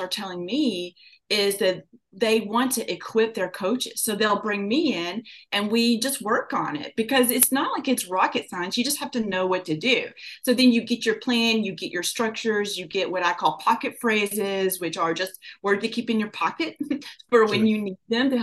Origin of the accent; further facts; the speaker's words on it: Kentucky, United States; I grew up in Kentucky